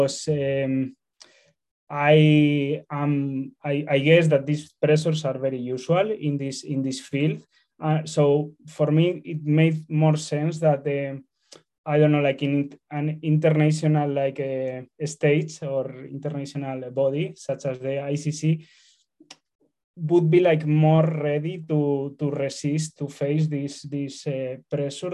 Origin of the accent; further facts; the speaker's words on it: Spain; I am from Spain